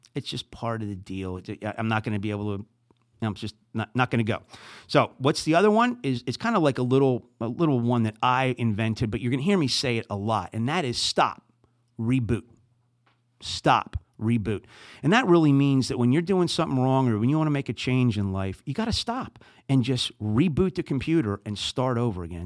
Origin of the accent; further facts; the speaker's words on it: New Jersey, United States; accent: Jersey; moved away as an adult; also born or lived in Saint Louis, Missouri; now in St. Louis, United States; I'm from New Jersey